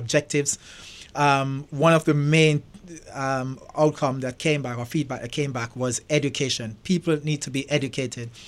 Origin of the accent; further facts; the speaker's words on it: Jamaica; moved away as an adult; also born or lived in England / London; now in United States; I was brought up in Jamaica.